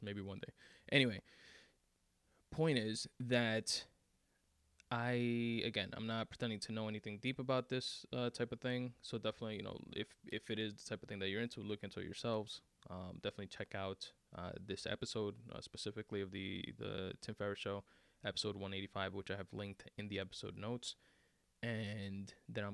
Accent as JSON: {"language": "English", "town": "New York City", "region": "New York", "country": "United States", "said": "I'm from Queens."}